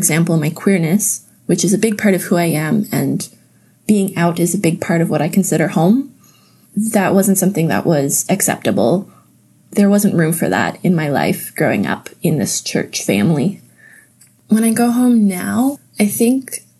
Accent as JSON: {"language": "English", "town": "Napanee", "region": "Ontario", "country": "Canada", "tie": "born or raised there", "also_born_or_lived": "Indonesia", "said": "home evolved into the building that I grew up in Napanee"}